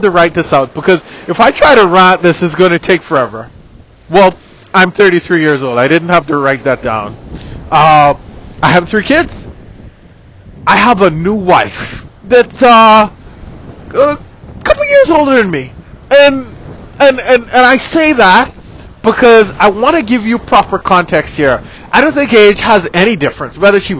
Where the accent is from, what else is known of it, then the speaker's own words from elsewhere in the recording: Bahamas; I'm from the Bahamas.